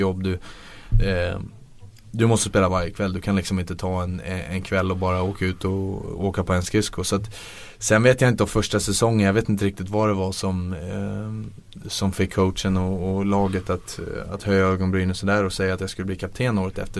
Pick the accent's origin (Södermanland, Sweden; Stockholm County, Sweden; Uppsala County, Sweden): Stockholm County, Sweden; Stockholm; moved away; man är hemma på Stockholm på sommaren